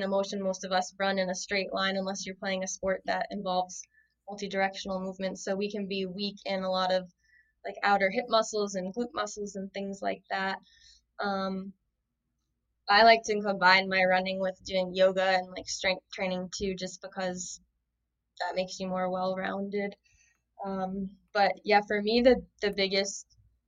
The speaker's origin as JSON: {"language": "English", "town": "North Kingstown", "region": "Rhode Island", "country": "United States", "tie": "born or raised there", "said": "I grew up in North Kingstown, Rhode Island"}